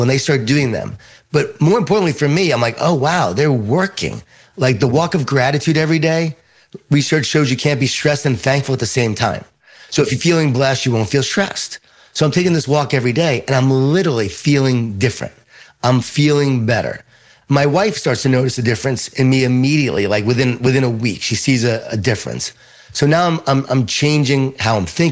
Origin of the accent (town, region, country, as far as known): Long Island, New York, United States; born or raised there